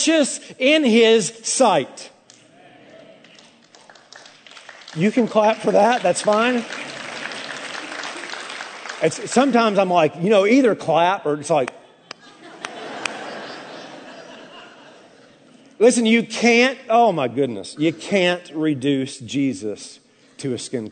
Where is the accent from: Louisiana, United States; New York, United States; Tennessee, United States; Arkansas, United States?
Tennessee, United States; I'm from Tennessee, brother. The volunteer state, the two things we were raised to do is salute the flag and support the troops